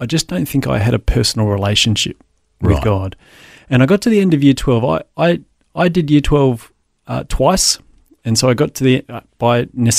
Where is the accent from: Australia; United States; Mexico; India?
Australia; Adelaide, South Australia; I grew up in Adelaide and attended the church that was at the end of our street.